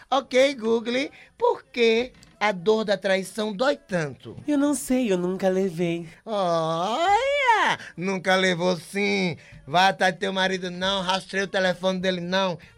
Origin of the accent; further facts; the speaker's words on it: São Bento do Una, Pernambuco, Brazil; lá, lá, lá, na minha terra, em São Bento do Una, não existe esse negócio de, de, de, de, de, de Gaia